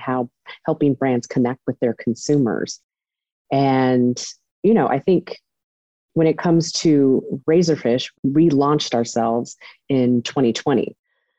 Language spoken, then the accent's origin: English; Riverside, California, United States; moved away as an adult; also born or lived in Los Angeles, California / New York; I was born and raised in Riverside, California